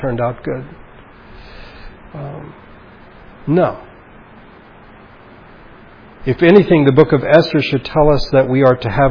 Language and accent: English; Baguio, Cordillera Administrative Region, Philippines; moved away; my hometown, of Baguio